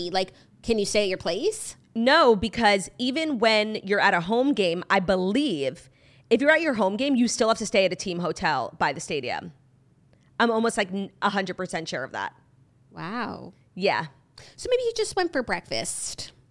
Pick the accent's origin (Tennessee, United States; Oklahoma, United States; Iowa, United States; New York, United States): New York, United States; I mean, I'm a New Yorker. I really was rooting for the Jets because I do love an underdog.